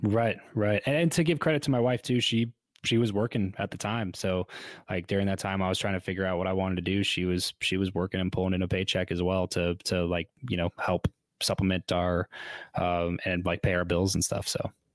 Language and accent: English; Southern California, United States; moved away as an adult; also born or lived in Fresno; I grew up in Southern California